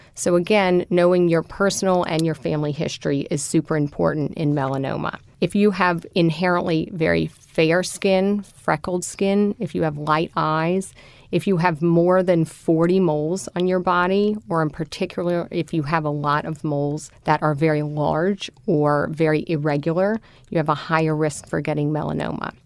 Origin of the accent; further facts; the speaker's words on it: New Orleans, Louisiana, United States; I am a native New Orleanian